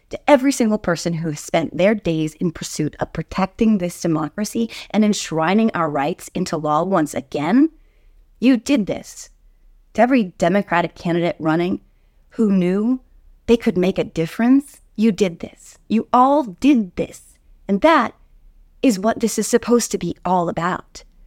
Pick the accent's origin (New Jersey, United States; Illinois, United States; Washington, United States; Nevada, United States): New Jersey, United States; My home state of New Jersey